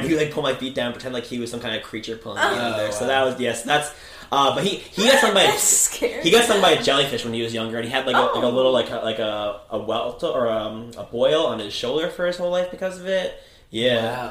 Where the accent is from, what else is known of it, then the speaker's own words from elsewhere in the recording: Greenwood Lake, New York, United States; moved away; also born or lived in Warwick; Greenwood Lake, born and bred and no longer living there